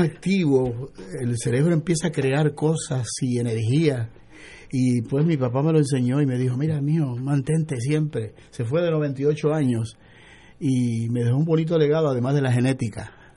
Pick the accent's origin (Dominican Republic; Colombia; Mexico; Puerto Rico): Puerto Rico; mi identidad, de mi lugar de nacimiento